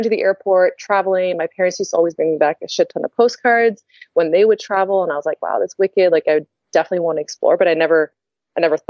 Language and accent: English; Toronto, Ontario, Canada; I'm from Toronto originally